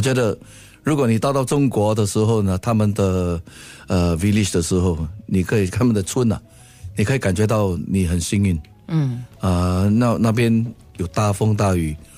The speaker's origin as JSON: {"language": "Chinese", "country": "Singapore", "said": "我新加坡人啊"}